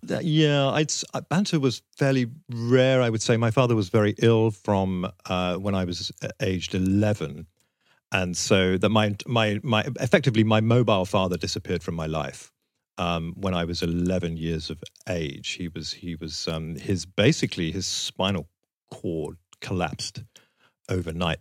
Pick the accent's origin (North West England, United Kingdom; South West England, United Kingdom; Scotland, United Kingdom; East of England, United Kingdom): East of England, United Kingdom; Southend-on-Sea; growing up in South End on Sea